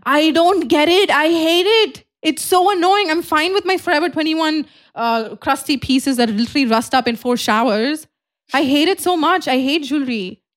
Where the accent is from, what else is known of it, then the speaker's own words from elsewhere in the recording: Dubai, United Arab Emirates; moved away; we come from Dubai